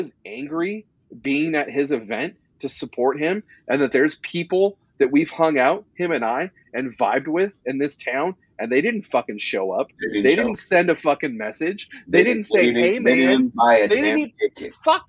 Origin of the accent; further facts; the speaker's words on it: West Coast, United States; moved away as an adult; now in Louisville, United States; I'm not from here. I'm from the West Coast